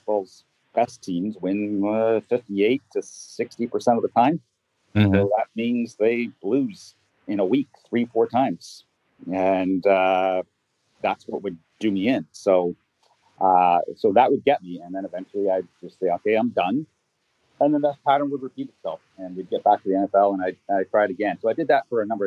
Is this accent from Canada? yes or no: yes; Toronto, Ontario, Canada; I'm from Toronto, Canada.